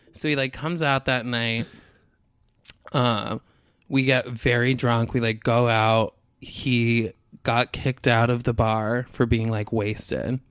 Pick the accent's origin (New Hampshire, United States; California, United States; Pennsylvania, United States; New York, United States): New York, United States; outside Albany; I'm from outside Albany